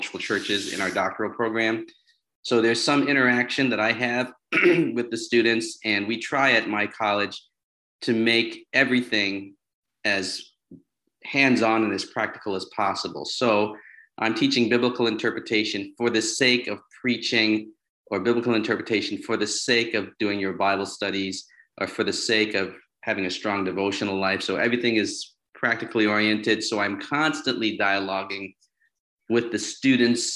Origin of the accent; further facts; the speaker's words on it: New York, United States; also born or lived in Philadelphia / Chicago; I grew up in New York